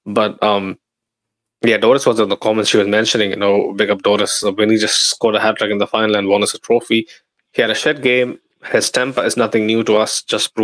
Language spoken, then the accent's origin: English; Dammam, Eastern Province, Saudi Arabia; basically the place I grew up in, Dammam